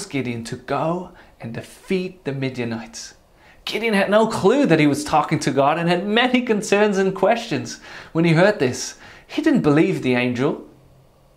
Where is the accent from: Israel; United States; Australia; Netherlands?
Netherlands; I was born in the Netherlands and grew up there